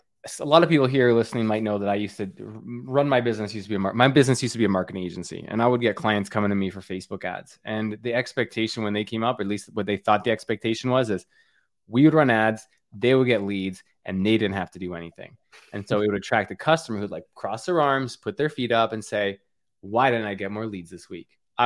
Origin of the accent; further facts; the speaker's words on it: Canada; I'm from Canada. We are not. We cannot start thinking about the end of summer yet.